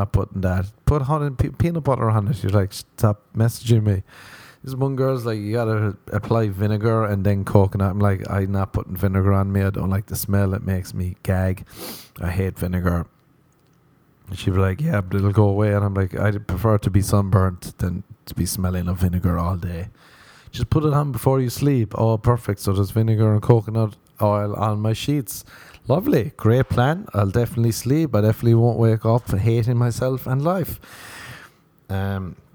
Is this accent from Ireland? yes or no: yes; Ireland; moved away; I was growing up in Ireland.